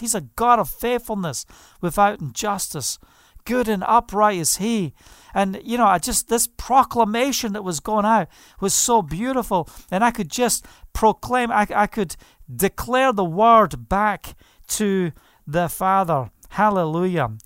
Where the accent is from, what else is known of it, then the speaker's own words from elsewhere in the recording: Scotland, United Kingdom; now in Israel; I'm from Scotland.